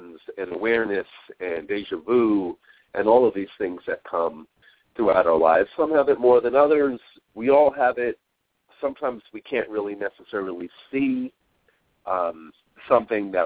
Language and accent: English; New York, United States; moved away as an adult; growing up in New York